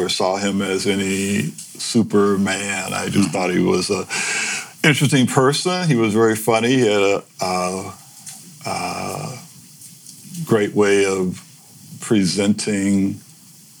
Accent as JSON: {"language": "English", "town": "Cleveland", "region": "Ohio", "country": "United States", "tie": "born or raised there", "also_born_or_lived": "Memphis, Tennessee / San Francisco", "moved": "as an adult", "lives_now": "Bolinas, United States", "said": "Born there to Rose and Joseph in 1943. In 1946, we took the Underground Railroad north to a better life. Most of the tribe landed in Detroit or Cleveland. My part of the tribe landed in Cleveland, where I stayed until 1977."}